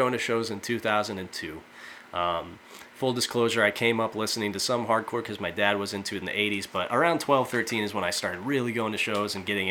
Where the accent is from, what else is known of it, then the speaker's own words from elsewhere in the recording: Fort Wayne, Indiana, United States; I'm from Fort Wayne, Indiana, which over the years has seen some really good bands